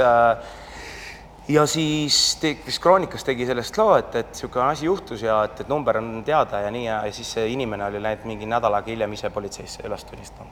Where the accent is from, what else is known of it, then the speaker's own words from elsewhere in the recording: Estonia; mina olen ainuke eestlane